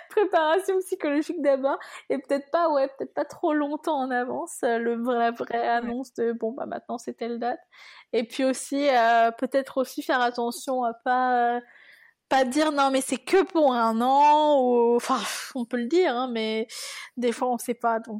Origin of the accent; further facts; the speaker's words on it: France; moved away as an adult; now in United States; je suis une Française parmi les, Américains